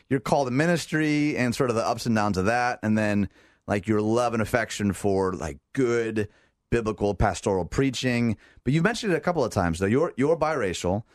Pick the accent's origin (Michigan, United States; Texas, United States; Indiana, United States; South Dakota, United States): Michigan, United States; outside Detroit; moved away; I grew up outside Detroit